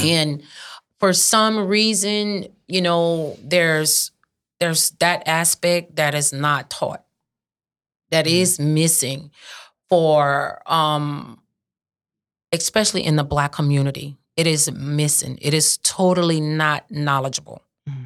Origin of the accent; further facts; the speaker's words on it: St. Martin Parish, Louisiana, United States; I'm from St. Martin Parish.